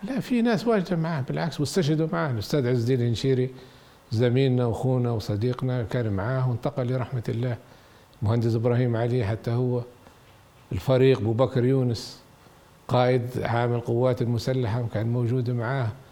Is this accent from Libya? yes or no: yes; Benghazi, Cyrenaica, Libya; also born or lived in Dublin, Ireland / Galway, Ireland; مدينه بنغازي مدينتي